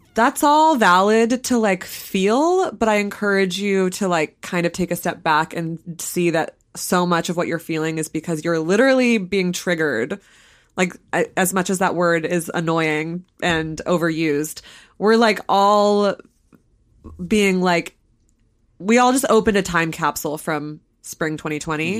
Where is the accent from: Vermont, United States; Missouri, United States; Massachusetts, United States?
Vermont, United States; southern; my hometown or right near my hometown